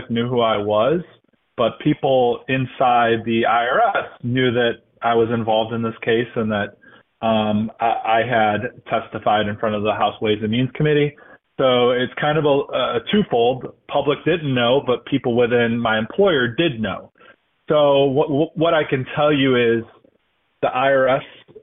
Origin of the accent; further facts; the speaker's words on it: Northeast Ohio, United States; I grew up in Northeast Ohio in a very conservative family